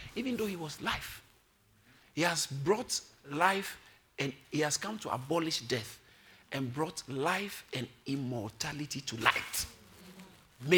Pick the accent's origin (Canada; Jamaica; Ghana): Ghana; Accra, Greater Accra; I was born in Accra